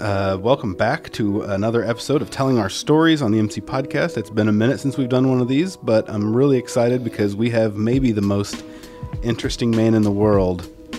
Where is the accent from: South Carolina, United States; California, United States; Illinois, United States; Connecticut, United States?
Illinois, United States; Southern; So both of us … we grew up in Southern Illinois.